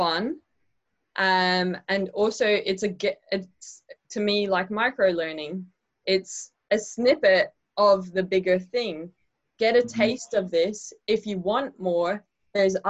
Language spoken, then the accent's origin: English; Ireland; I am Irish